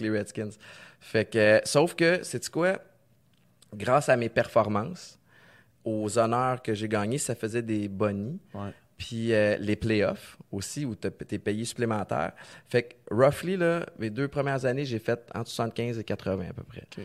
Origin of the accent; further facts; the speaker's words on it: Canada; j'ai grandi au Canada